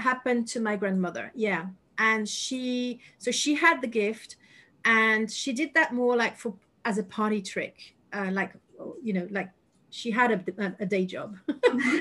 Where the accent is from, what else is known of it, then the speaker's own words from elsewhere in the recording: Paris, Île-de-France, France; English is a second language; moved away as an adult; now in United Kingdom; I lived 36 years, well, minus one in Paris